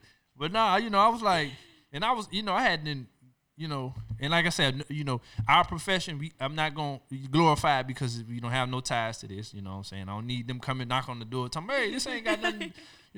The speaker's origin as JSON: {"language": "English", "region": "the South", "country": "United States", "moved": "yes", "lives_now": "Chino, United States", "said": "I'm from the South"}